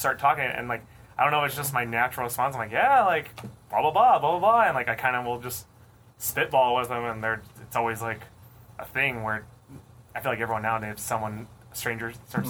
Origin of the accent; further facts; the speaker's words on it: Prescott Valley, Arizona, United States; also born or lived in Manhattan, New York / Los Angeles; now in Phoenix, United States; I grew up in Prescott Valley, Arizona.